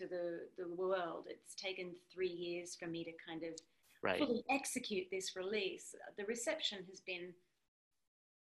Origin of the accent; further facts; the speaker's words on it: Australia; being an Aussie